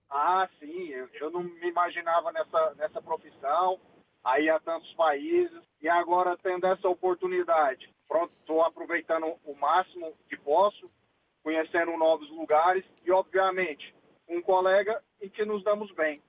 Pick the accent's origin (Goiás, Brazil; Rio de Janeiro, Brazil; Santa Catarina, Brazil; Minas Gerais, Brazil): Goiás, Brazil; Goiânia; moved away as an adult; now in Porto, Portugal; Eu sou de Goiânia, é, do estado de Goiás